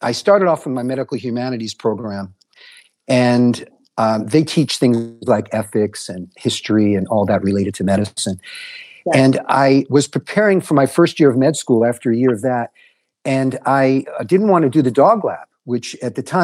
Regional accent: New York City, New York, United States; also born or lived in Galveston, Texas / Durham, North Carolina; now in Hawaii, United States; I grew up in New York City

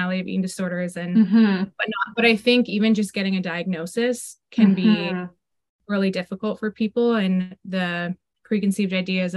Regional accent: Parry Sound, Ontario, Canada; now in Hamilton, Canada; I live in Hamilton, Ontario, from a small town though. I grew up in Parry Sound

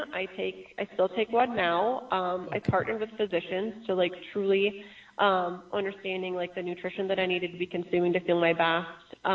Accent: Michigan, United States; I grew up in Michigan.

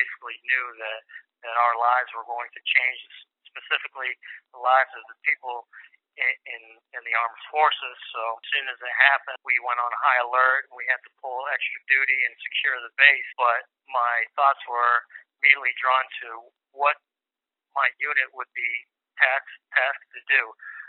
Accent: Rochester, New Hampshire, United States; born or raised there

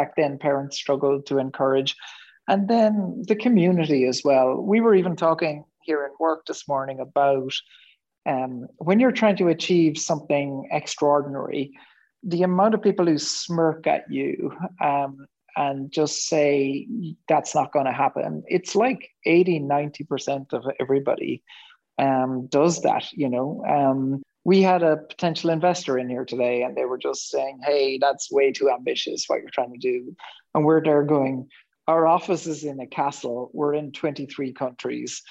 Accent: West Cork, Munster, Ireland; I grew up in West Cork in Ireland in the 1970s

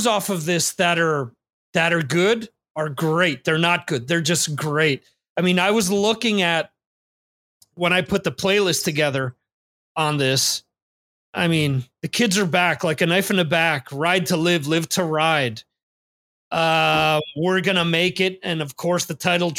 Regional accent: the New York area, United States; growing up in the New York area

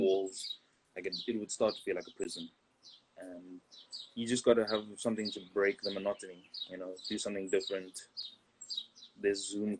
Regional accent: South Africa; moved away as an adult; also born or lived in Bulawayo, Zimbabwe / Botswana / Pretoria, South Africa; now in Barcelona, Spain; we moved to South Africa. Some years in South Africa, like nine years, some other places. But South Africa was where I went through like the last of primary school and most of mm. high hmm. school

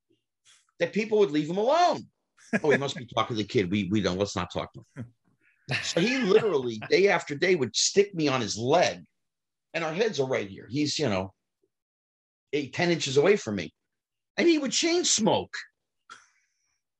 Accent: New Jersey, United States; even though I'm not from Brooklyn, I'm from Jersey

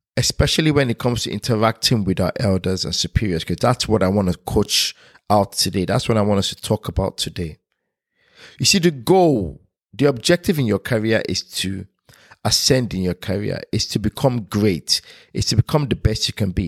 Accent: Nigeria; now in United Kingdom; me being Nigerian. Growing up in a Nigerian household and moving to United Kingdom

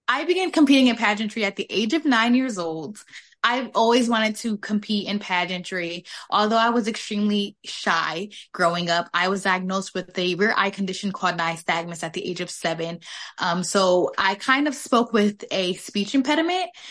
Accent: West Haven, Connecticut, United States; I'm from West Haven, Connecticut

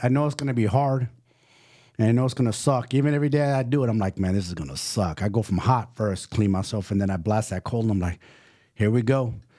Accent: San Francisco, California, United States; also born or lived in Salinas / San Jose; I'm from San Francisco

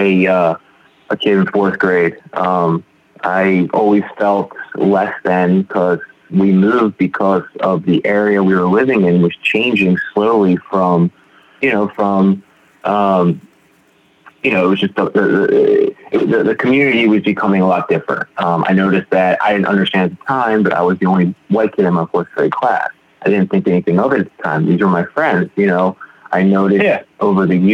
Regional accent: Baltimore, Maryland, United States; grew up in Baltimore, great family

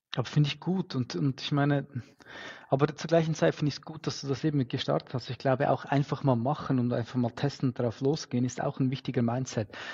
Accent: Switzerland; bei uns in der Schweiz

